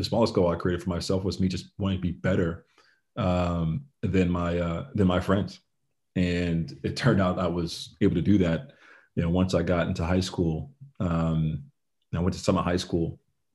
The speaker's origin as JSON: {"language": "English", "town": "Summit", "region": "New Jersey", "country": "United States", "tie": "born or raised there", "said": "So I was raised here in Summit, New Jersey"}